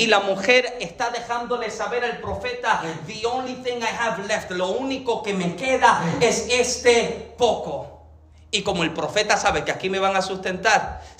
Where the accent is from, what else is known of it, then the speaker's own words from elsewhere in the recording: Dominican Republic; Y número tres, en palabras como dominicana, tacañería.